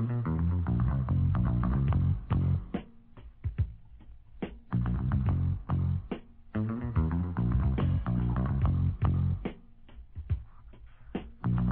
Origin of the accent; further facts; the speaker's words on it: Charleston, United States; Charleston, my home city